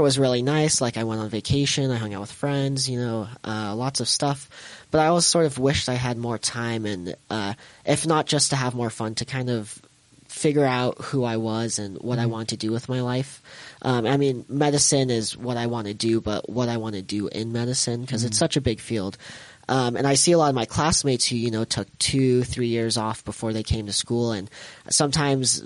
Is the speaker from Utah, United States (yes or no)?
yes; Sandy, Utah, United States; also born or lived in Baltimore; I grew up here in Sandy